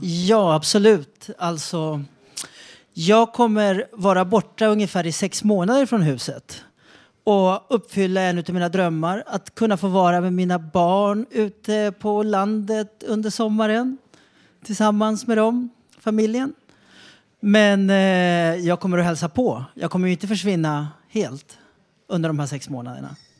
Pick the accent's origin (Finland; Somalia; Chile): Chile; now in Sweden; jag föddes i Chile. Högt upp i Anderna, Atacamaöknen.